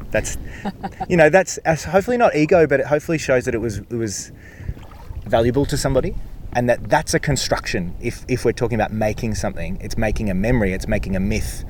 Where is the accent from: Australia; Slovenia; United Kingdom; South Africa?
Australia; Wurundjeri country, Victoria; And so I grew up in Wurundjeri country and swam in the Burrung as a kid